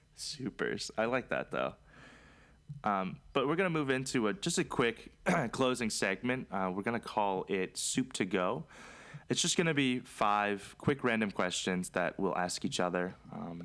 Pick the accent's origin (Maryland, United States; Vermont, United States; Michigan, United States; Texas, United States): Maryland, United States; also born or lived in Charlotte; we're from Maryland